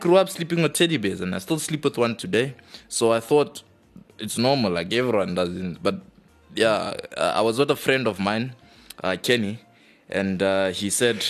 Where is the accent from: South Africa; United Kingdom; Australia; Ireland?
South Africa; Johannesburg, Gauteng; We're from Johannesburg, the south side, you know?